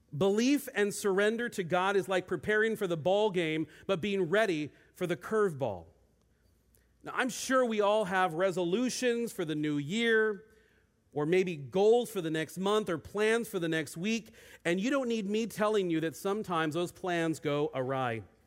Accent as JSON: {"language": "English", "town": "Federal Way", "region": "Washington", "country": "United States", "tie": "born or raised there", "also_born_or_lived": "Bend, Oregon", "moved": "as an adult", "said": "I grew up in Federal Way"}